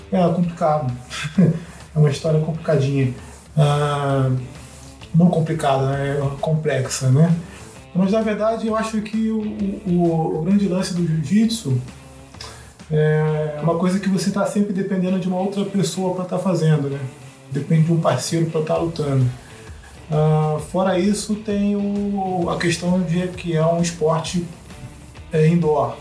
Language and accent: Portuguese; Rio de Janeiro, Brazil; eu cresci no Rio de Janeiro e eu cresci na Zona Oeste, na Zona Oeste do Rio de Janeiro